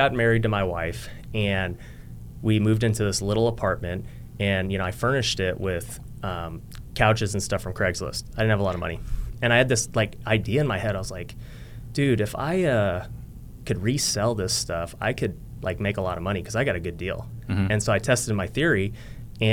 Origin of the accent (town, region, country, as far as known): Las Vegas, Nevada, United States; born or raised there